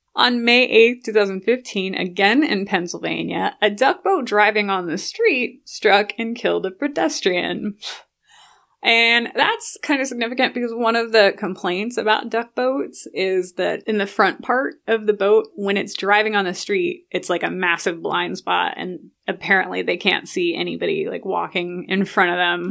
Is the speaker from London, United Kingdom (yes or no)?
yes; London, United Kingdom; now in United States; I grew up, half of my growing up in London, where they had C C T V on every corner